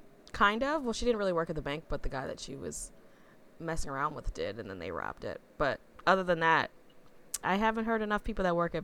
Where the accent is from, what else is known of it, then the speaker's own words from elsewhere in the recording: Dubai, United Arab Emirates; now in Toronto, Canada; And I grew up in Dubai, absolutely vile for human rights and abuse, especially with construction work. And now in Toronto